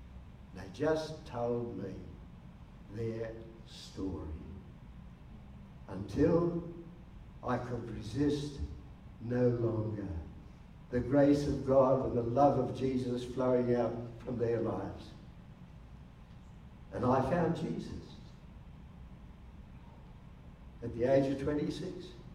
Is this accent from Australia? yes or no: yes; Canberra, Australian Capital Territory, Australia; I said, "Oh, I come from Canberra, Wal."